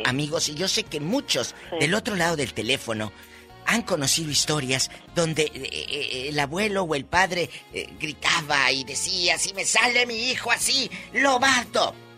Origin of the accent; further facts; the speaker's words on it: Matamoros, Tamaulipas, Mexico; En mi tierra, eh, Matamoros, Tamaulipas